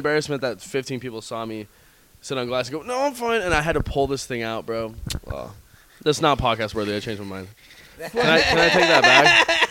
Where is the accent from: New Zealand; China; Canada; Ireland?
Ireland; I am Irish, though.